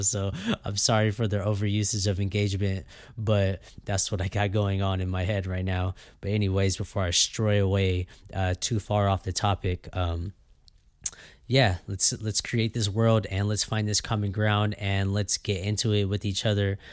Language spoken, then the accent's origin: English; Fresno, California, United States; I was born and raised here in Fresno, California